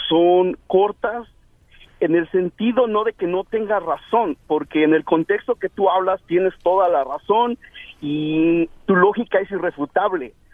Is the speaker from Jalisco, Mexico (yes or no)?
no; Ecatepec, State of Mexico, Mexico; Yo soy de Guadalupe Victoria